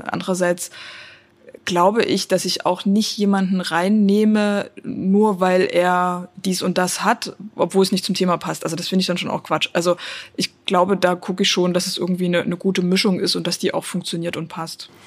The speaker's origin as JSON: {"language": "German", "town": "Dresden", "region": "Saxony", "country": "Germany", "said": "ich komme aus Dresden"}